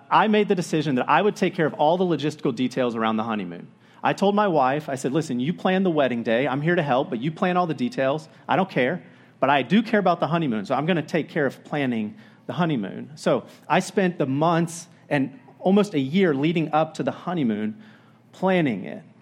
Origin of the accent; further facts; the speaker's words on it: Florida, United States; now in Oregon, United States; I grew up in Florida